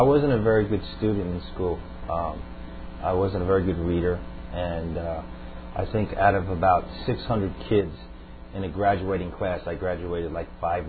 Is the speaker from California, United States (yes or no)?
no; Long Island, New York, United States; Right, Long Island. Well, I'm from an Irish Catholic family, second generation, and both my parents took me to Catholic Church to Mass every Sunday until the age of about 16